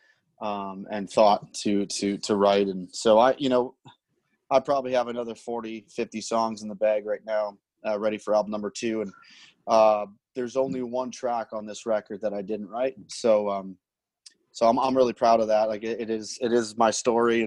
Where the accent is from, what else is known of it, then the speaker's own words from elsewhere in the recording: North Bay, Ontario, Canada; my hometown, North Bay, Ontario